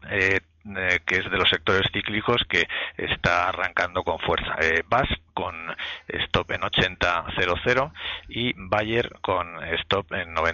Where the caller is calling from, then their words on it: Valencia, Valencian Community, Spain; de Valencia.